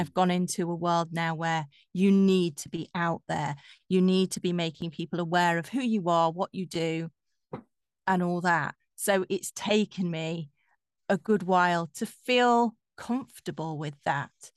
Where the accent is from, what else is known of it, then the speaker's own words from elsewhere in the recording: Yorkshire and the Humber, United Kingdom; accent: Yorkshire; moved away as an adult; now in London, United Kingdom; I'm from Yorkshire